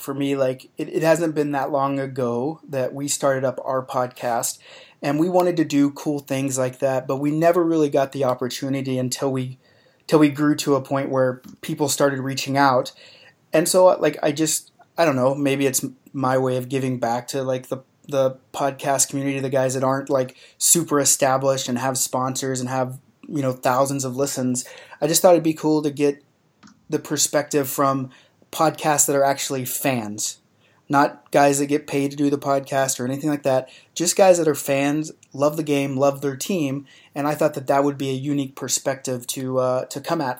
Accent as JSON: {"language": "English", "region": "the South", "country": "United States", "accent": "southern", "said": "make fun of my southern accent that I had way more heavy then"}